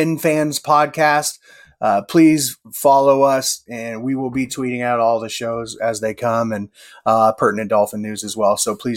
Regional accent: Iowa, United States; I'm from Iowa, so I'm just north of Kansas City.

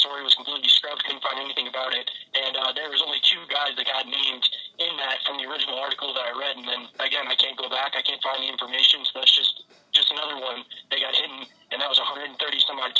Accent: Detroit, Michigan, United States; I come from Detroit area

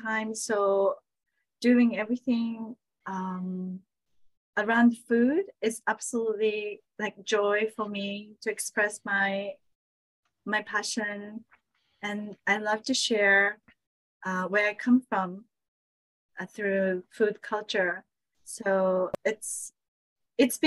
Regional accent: Saitama, Japan; moved away; also born or lived in Tokyo; I was born in Tokyo, grew up in Saitama, which is like suburbs of Tokyo.

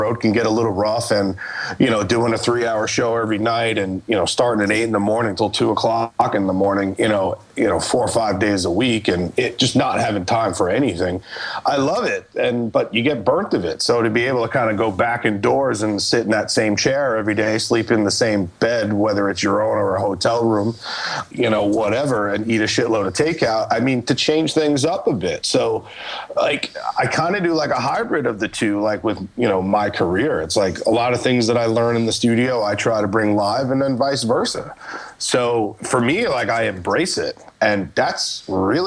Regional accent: New York, United States; moved away; growing up in New York, and I had like a studio there

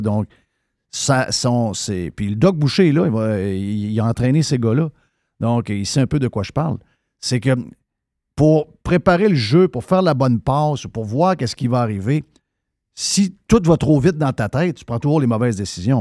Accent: Saguenay, Quebec, Canada; moved away as an adult; je suis parti du Saguenay, j'avais 20 ans

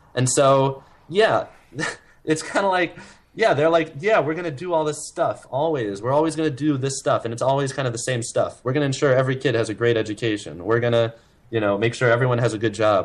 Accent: New York City, New York, United States; I grew up in Manhattan. I was born in Manhattan.

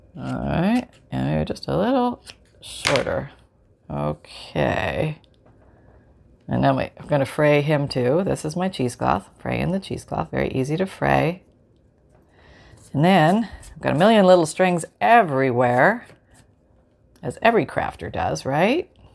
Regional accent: Canada; now in Florida, United States; I grew up in Canada

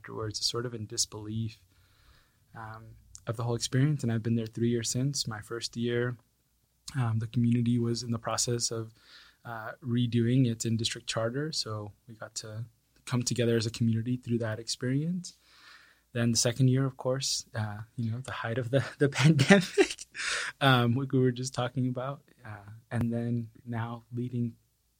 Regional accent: California, United States; moved away as an adult; now in San Antonio, United States; I came to San Antonio in 2010. I was originally from California.

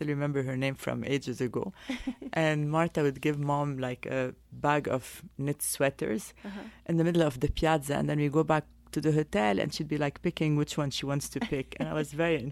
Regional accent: Paris, Île-de-France, France; moved away as an adult; also born or lived in Beirut, Lebanon / London, United Kingdom / New York, United States; I grew up in Paris

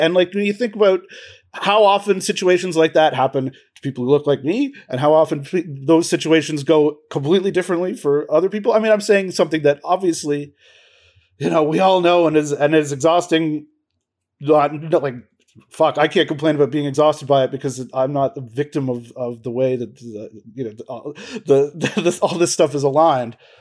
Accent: Peterborough, Ontario, Canada; also born or lived in Toronto; I went to York University, and I grew up in Peterborough

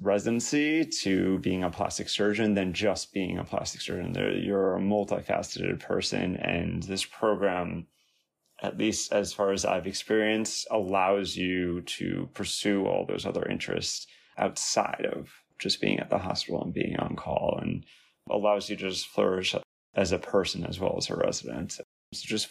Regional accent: Long Island, New York, United States; moved away as an adult; also born or lived in Washington, D.C.; I was born and raised on Long Island, only about 20 to 30 minutes away from Stony Brook

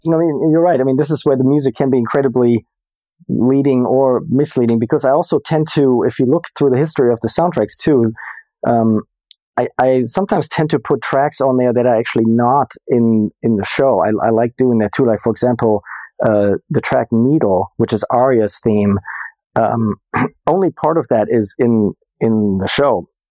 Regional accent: Germany; moved away as an adult; also born or lived in Boston; now in Los Angeles, United States; born and raised in Germany

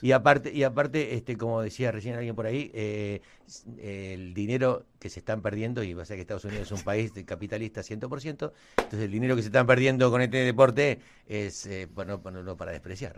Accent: Argentina

